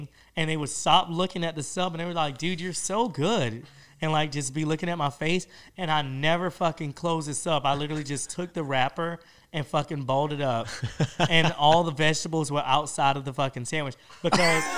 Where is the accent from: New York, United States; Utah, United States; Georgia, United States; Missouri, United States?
Georgia, United States; moved away as an adult; also born or lived in Miami, Florida; now in Los Angeles, United States; I came back to Georgia